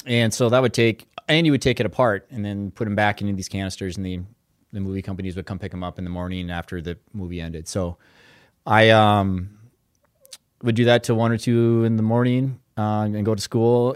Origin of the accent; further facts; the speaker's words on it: Brainerd, Minnesota, United States; I'm from Brainerd, Minnesota, and grew up there